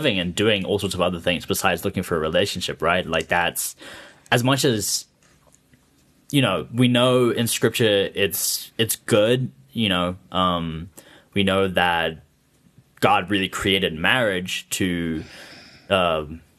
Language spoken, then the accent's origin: English; Harare, Zimbabwe; also born or lived in Chicago, United States; So I am from Harare, Zimbabwe. I grew up in Hatfield, but then my parents moved out to Emerald Hill.